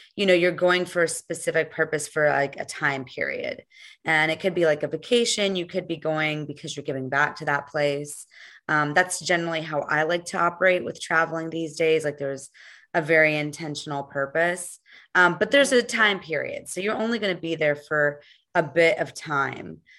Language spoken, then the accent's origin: English; United States; born or raised there